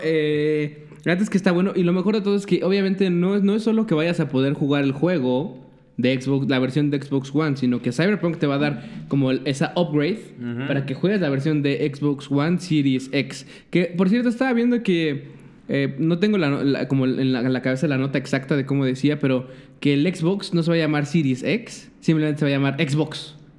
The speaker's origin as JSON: {"language": "Spanish", "country": "Mexico", "said": "somos los pinches mexicanos"}